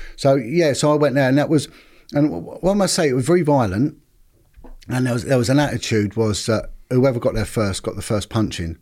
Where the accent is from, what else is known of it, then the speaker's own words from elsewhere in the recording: London, United Kingdom; I'm originally from Paddington, in, uh, sort of just central London, just outside